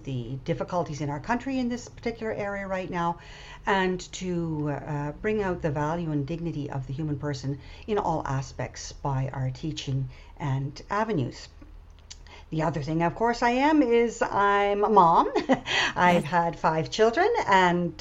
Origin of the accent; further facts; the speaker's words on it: PEI, Prince Edward Island, Canada; moved away as an adult; also born or lived in Germany; we decided to move back to PEI, where I had grown up